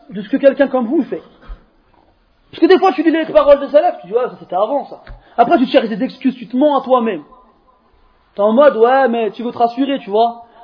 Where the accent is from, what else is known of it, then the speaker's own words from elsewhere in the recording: France; born there; Moi, je suis né comme vous en France. Et avant une douzaine d'années, je ne parlais pas un mot d'arabe.